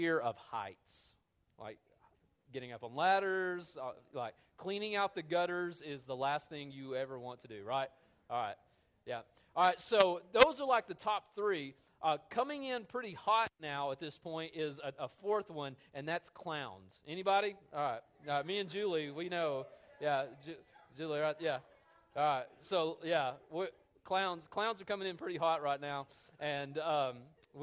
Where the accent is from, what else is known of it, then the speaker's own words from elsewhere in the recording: United States; I'm an American